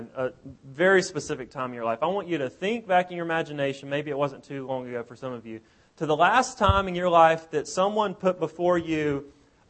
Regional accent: South Alabama, United States; moved away as an adult; We're from Alabama originally, from South Alabama, and we've been gone for several years.

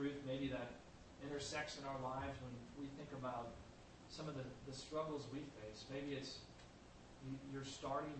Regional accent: St. Louis, Missouri, United States; where I grew up in St. Louis

